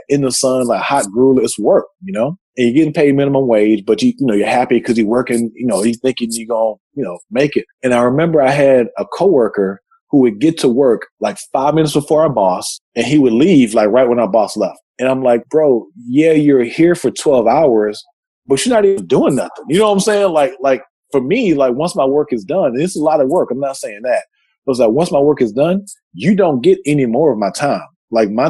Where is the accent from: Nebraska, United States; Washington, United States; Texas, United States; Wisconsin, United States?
Texas, United States; I'm from Texas